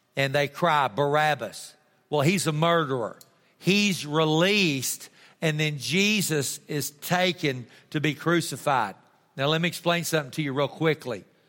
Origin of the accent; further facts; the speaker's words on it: Texas, United States; I'm a Texan.